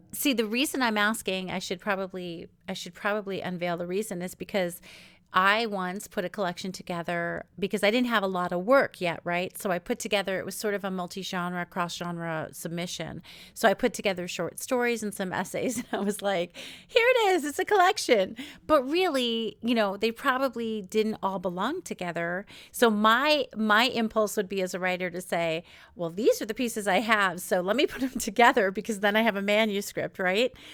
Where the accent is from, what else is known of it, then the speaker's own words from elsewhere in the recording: New York, United States; also born or lived in Israel; now in West Coast, United States; I'm from New York originally-ish in Israel and live in, on the West Coast now